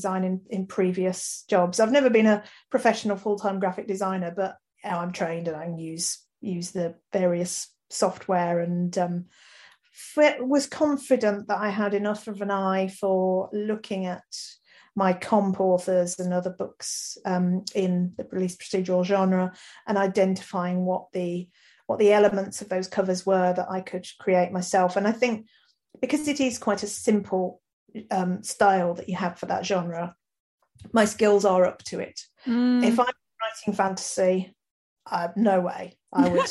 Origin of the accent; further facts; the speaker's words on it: Birmingham, West Midlands, United Kingdom; accent: mild Brummie; writing about my home city was great. I'm proud Brummie and really attached to the place.